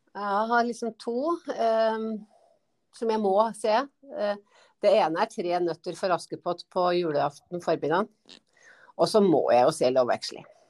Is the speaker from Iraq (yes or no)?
no; Gjøvik, Innlandet, Norway; moved away as an adult; also born or lived in Toten / Lillehammer; now in Hadeland, Norway; opplending opprinnelig, da. For at jeg er født på Toten. vokser jo på Gjøvik